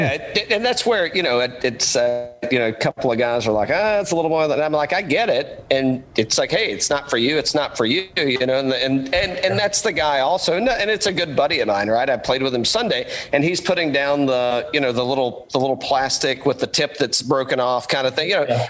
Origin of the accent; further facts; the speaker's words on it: East Tennessee, United States; I'm like hillbilly from East Tennessee